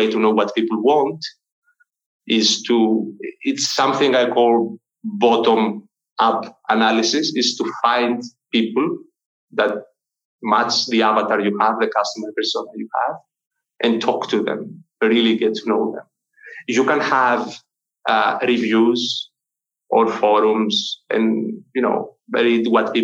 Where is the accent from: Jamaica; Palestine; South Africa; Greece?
Greece; I'm from Greece.